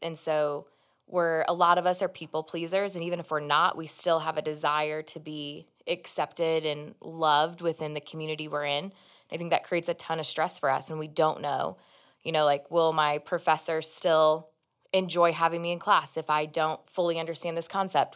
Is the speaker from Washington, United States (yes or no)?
no; Kansas City, Missouri, United States; moved away; Jonathan and I go home, 'cause we're both from Kansas City area